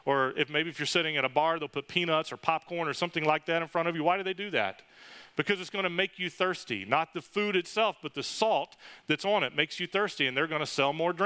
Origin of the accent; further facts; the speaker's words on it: West Virginia, United States; now in Florida, United States; I grew up in West Virginia